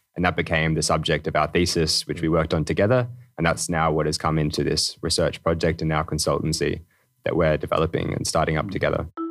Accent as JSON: {"language": "English", "country": "Australia", "moved": "as an adult", "lives_now": "Denmark", "said": "originally from Australia. So it's a long way to be here in Denmark"}